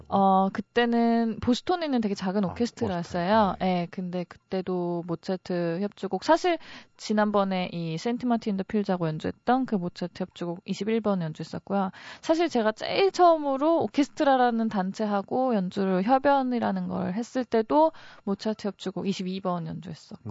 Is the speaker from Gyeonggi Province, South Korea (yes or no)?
no; Wonju, Gangwon, South Korea; 제가 강원도 원주 사람이잖아요